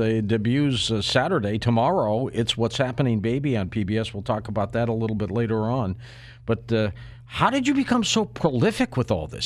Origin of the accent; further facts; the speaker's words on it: Detroit, Michigan, United States; I grew up in Detroit